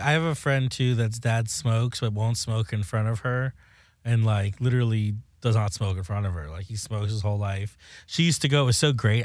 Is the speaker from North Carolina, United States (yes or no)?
no; South Florida, United States; now in Los Angeles, United States; I am from South Florida. I live in L A now